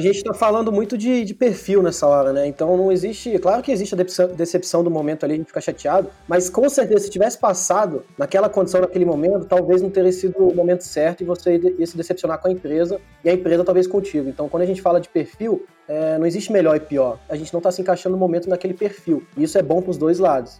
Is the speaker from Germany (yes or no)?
yes; Germany; now in Brazil; eu nasci na Alemanha, né? Vivi metade da minha vida lá